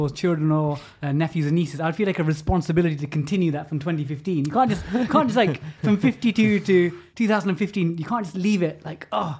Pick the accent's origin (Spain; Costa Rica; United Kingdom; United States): United Kingdom; London; So I'm from East Ham, from the London Borough of Newham, which is why I'm a massive West Ham fan.